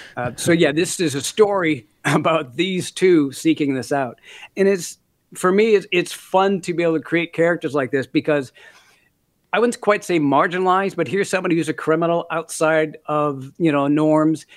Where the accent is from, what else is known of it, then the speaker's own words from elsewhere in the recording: Minneapolis, Minnesota, United States; also born or lived in Canada; now in New Zealand; I grew up in Minneapolis for the most part